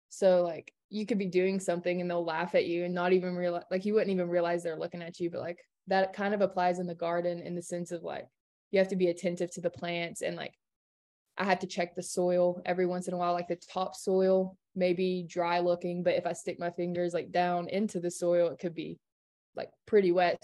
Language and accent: English; Kingsport, Tennessee, United States; I'm from Kingsport, Tennessee